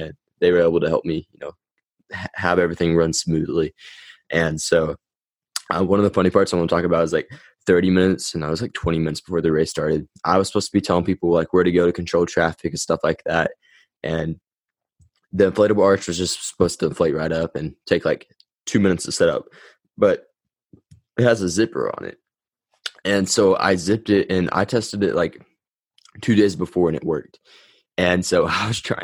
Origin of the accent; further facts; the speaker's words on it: United States; Put it on in my hometown.